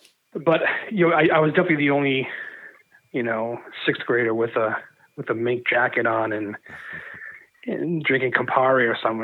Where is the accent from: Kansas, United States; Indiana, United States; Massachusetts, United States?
Massachusetts, United States; Medford; I grew up in Medford. Okay. Medford, Mass.